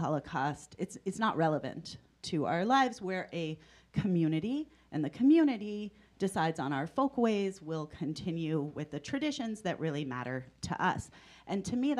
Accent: Malibu, California, United States; I grew up in Malibu, California

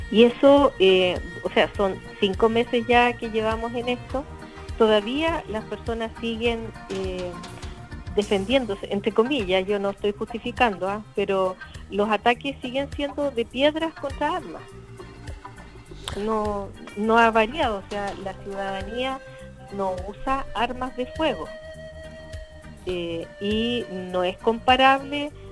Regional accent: Chile; obtengamos las cosas que queremos todos y podamos cumplir los sueños que tenemos como chilenos.

